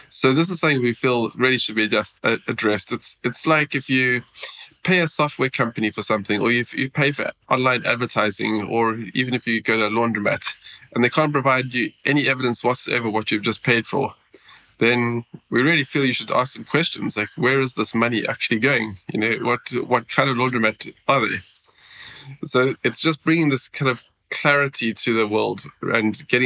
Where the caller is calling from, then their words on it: Sweden; I'm dialing in from Sweden. It says minus two degrees in the bottom of my screen.